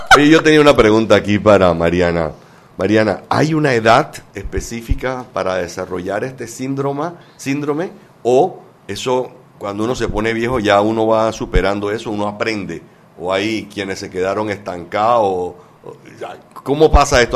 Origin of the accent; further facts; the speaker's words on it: Panama; nosotros, como panameños